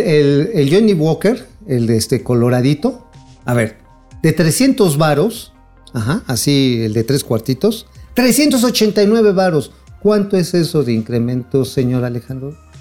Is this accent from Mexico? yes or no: yes; Mexico; como mexicanos